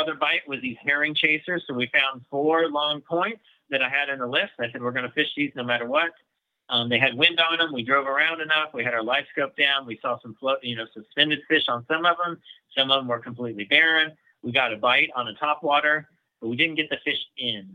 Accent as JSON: {"language": "English", "region": "Kansas", "country": "United States", "said": "we're from Kansas"}